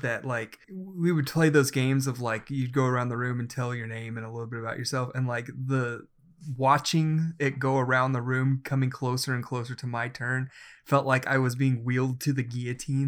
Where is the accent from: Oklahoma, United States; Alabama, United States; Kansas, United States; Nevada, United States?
Oklahoma, United States; I am from Oklahoma